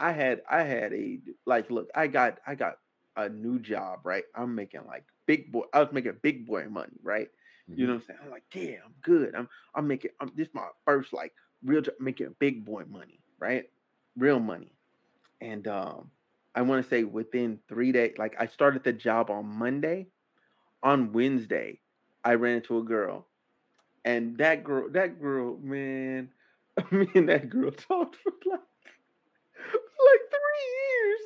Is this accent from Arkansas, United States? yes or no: yes; Arkansas, United States; moved away; I'm from Arkansas.